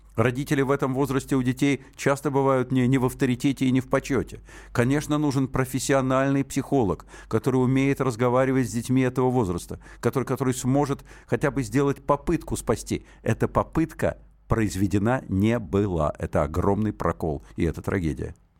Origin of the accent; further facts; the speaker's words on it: Moscow, Russia; first language Russian; у меня родной язык русский, я москвич